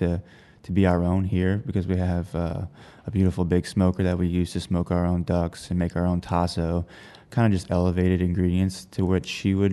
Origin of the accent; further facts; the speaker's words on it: Houma, Louisiana, United States; I grew up in Houma, Louisiana, very close to multiple bayous